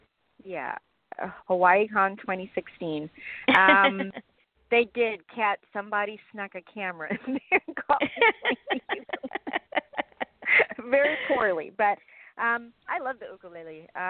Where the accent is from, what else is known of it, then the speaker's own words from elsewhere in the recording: South Africa; but growing up in South Africa, I never thought for a second that that's actually what I would get to do with my life.